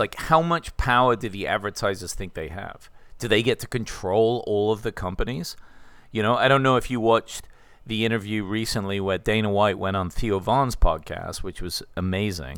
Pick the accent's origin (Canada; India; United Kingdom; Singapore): United Kingdom; England; I'm English.